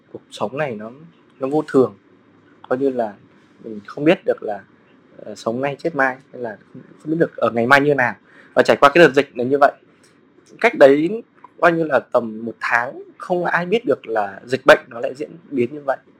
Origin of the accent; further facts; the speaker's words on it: Lâm Đồng, Vietnam; also born or lived in Hanoi / Ho Chi Minh City; now in Hà Giang, Vietnam; quê gốc mình ở Hà Nội, mình sinh ra ở Lâm Đồng